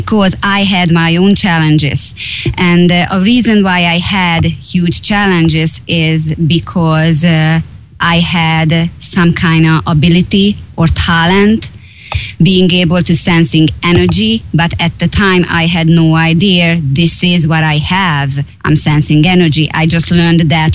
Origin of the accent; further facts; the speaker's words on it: Hungary; English is a second language; moved away; I am from Hungary. I was born 43 years ago